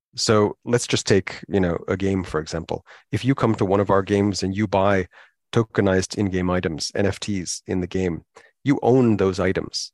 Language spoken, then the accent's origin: English; United States; moved away as an adult; also born or lived in Hong Kong; now in United Kingdom; where I grew up in America